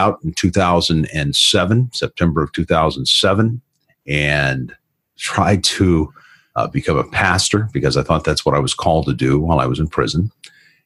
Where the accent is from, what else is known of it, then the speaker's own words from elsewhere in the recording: Florida, United States; moved away; also born or lived in Colorado; I grew up in the South in Florida